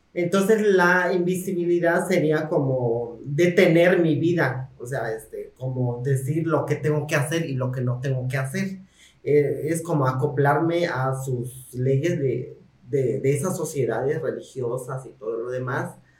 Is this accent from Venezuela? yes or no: no; Mexico; como ciudadanas mexicanas que somos